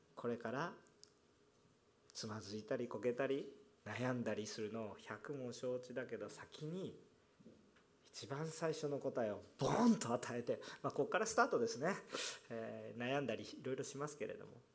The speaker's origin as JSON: {"language": "Japanese", "region": "Kansai", "country": "Japan", "said": "関西人なんですね私は"}